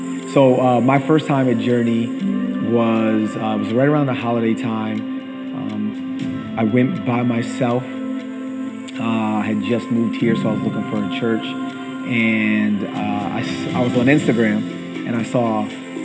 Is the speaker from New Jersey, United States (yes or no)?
yes; New Jersey, United States; moved away; I grew up in New Jersey